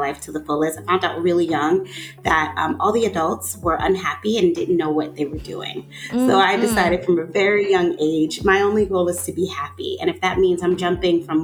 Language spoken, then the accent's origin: English; New York, United States; now in Atlanta, United States; I'm from New York.